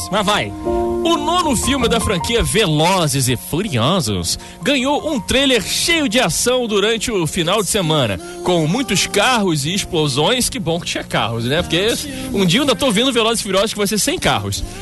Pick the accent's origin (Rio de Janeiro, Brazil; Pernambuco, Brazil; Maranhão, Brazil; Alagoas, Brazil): Rio de Janeiro, Brazil; Eu sou, da, eu sou da Barra Raiz, é essa história mesmo que eu contei.